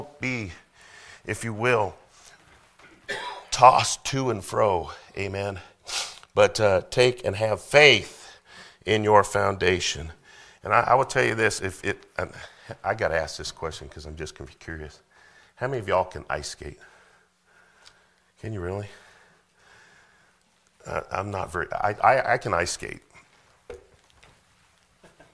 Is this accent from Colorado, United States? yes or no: yes; Colorado, United States; now in Missouri, United States; I'm from Colorado